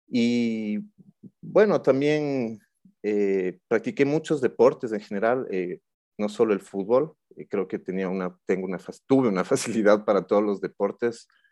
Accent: Quito, Pichincha, Ecuador; also born or lived in Buenos Aires; soy un quiteño de 42 años

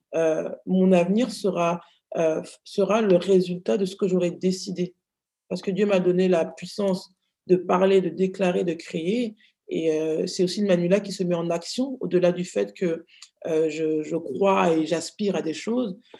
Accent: France; j'ai grandi, je suis née en France

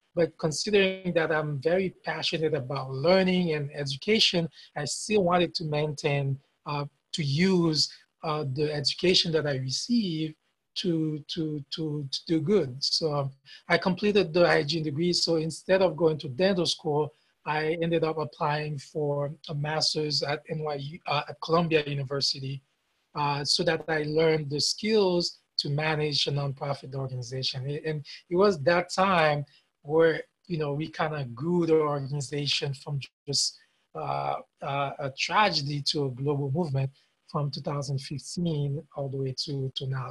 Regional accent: Haiti; English is a second language; moved away as an adult; now in United States; I came from Haiti, I, am in the US

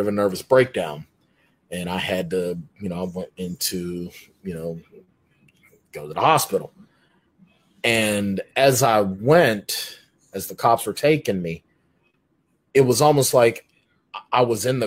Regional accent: Pittsburgh, Pennsylvania, United States; moved away as an adult; also born or lived in Rindge, New Hampshire; I had moved from my hometown of Pittsburgh, Pennsylvania, to Ringe, New Hampshire.

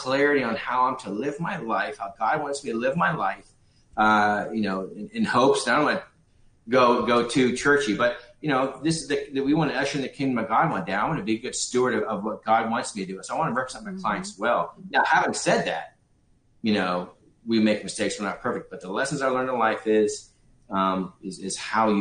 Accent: Los Angeles, California, United States; I grew up in Hollywood, California

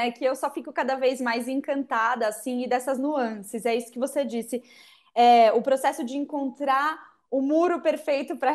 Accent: Brasília, Federal District, Brazil; born or raised there; now in Florianópolis, Brazil

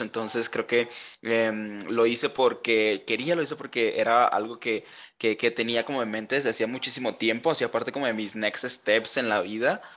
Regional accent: Colombia; also born or lived in Germany; soy colombiano, aunque no parezca

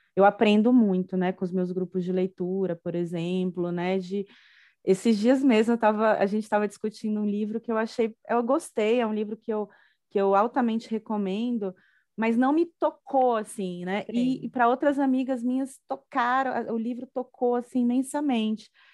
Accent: Salvador, Bahia, Brazil; moved away as an adult; now in Brasília, Brazil; Eu sou uma baiana, né? Sou de Salvador, mas vim estudar aqui na UNB

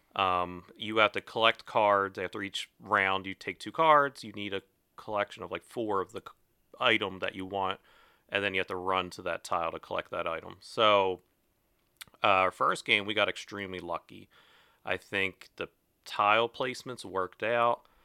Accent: Glen Mills, Pennsylvania, United States; I'm from Glen Mills.

